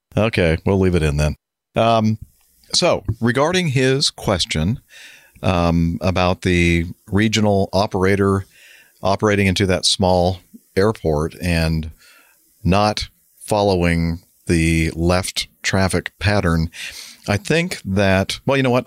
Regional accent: United States; I'm from America and I'm a cowboy

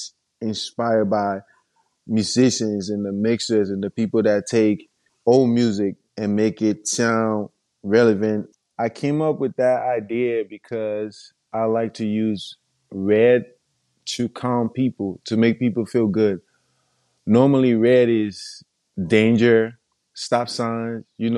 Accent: Monrovia, Montserrado, Liberia; I'm from Monrovia, Liberia

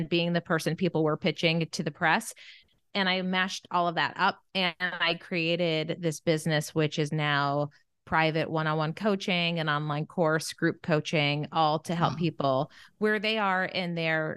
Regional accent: Bethlehem, Pennsylvania, United States; moved away as an adult; now in Los Angeles, United States; I grew up in Bethlehem, Pennsylvania

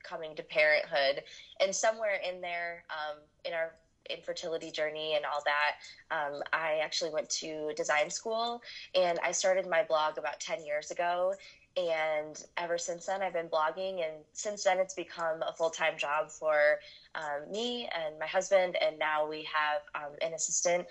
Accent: Michigan, United States; moved away as an adult; also born or lived in North Carolina; I'm from Michigan. I lived in North Carolina for 10 years when my husband was in the Marine Corps, but we moved back about 3 years ago

